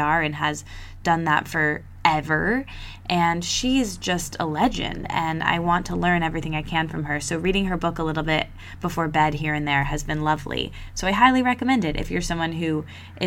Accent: East Lansing, Michigan, United States; grew up in my hometown, East Lansing

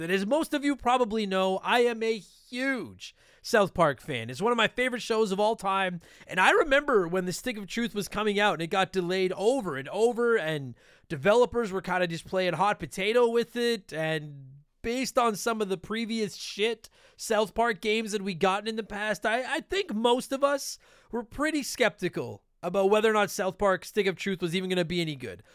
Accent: Canada; we're Canadian

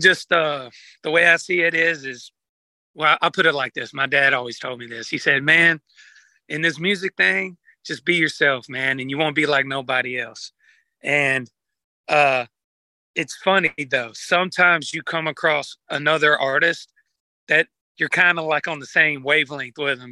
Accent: Georgia, United States; I'm from Georgia

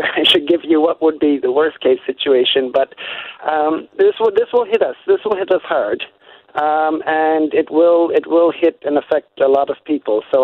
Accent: Niagara Peninsula, Ontario, Canada; moved away as an adult; also born or lived in Manitoba; now in Belgium; I grew up in the Niagara Peninsula

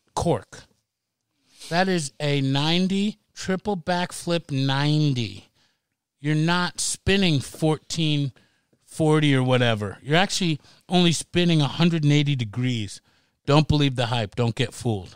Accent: United States; now in Seattle, United States; I grew up on the Long Island Sound

